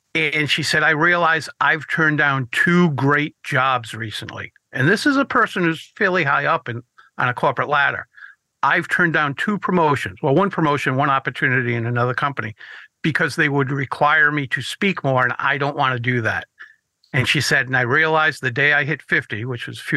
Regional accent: Rhode Island, United States; Two of us are from Rhode Island

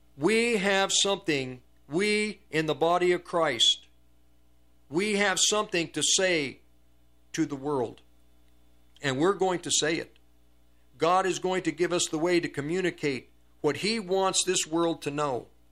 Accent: United States; I'm an American, because we're in America

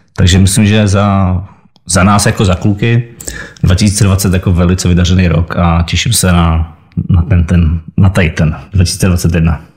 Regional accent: Czechia; u nás v Česku

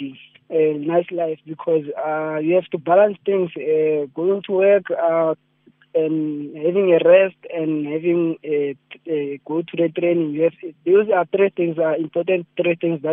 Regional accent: Mahikeng, North West, South Africa; I'm from Mafikeng Signal Village

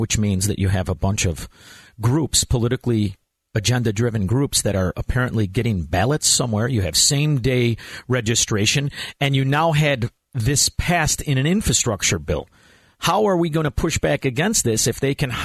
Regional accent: Chicago, Illinois, United States; now in Florida, United States; I'm from Chicago, Illinois.

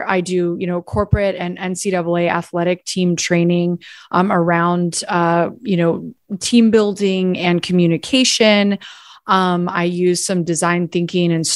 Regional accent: Gainesville, Florida, United States; moved away as an adult; also born or lived in New York / Washington, D.C.; I was born and raised here in Gainesville

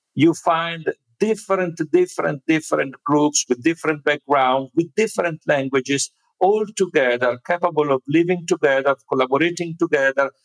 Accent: Italy; the place where I was born in Italy

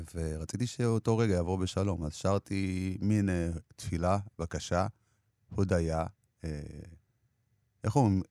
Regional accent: Jerusalem District, Israel; also born or lived in Ethiopia; גם כשהייתי ילד בפרחי ירושלים

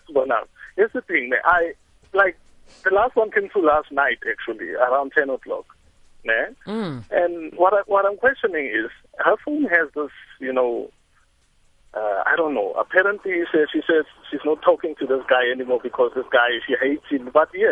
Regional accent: Pretoria, Gauteng, South Africa; I'm from Pretoria.

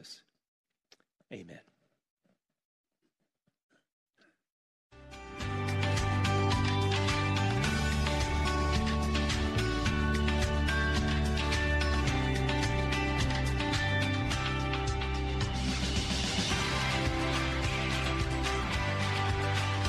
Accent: South Carolina, United States; moved away; growing up in South Carolina, I kind of grew up with a simple life

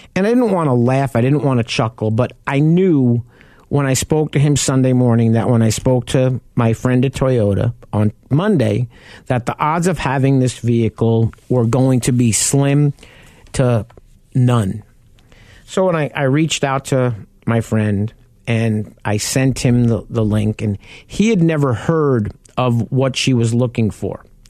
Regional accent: New York, United States; a kid from New York

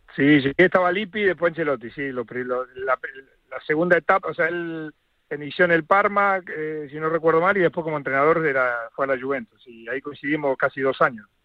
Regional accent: Argentina; now in Madrid, Spain; como argentino

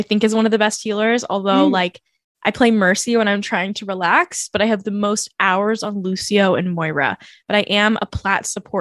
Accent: California, United States; I grew up in California

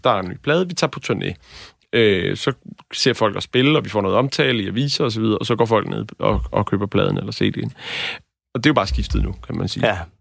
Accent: Bornholm, Capital Region of Denmark, Denmark; jeg er fra Bornholm, og øh, der var ikke nogen festivaler på, eller festival på Bornholm, da jeg voksede op

